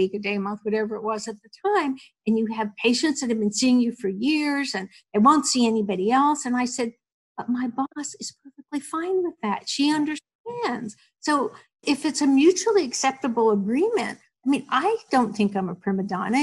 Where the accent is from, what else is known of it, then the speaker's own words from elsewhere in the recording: New Jersey, United States; I grew up in New Jersey, went to a Catholic grammar school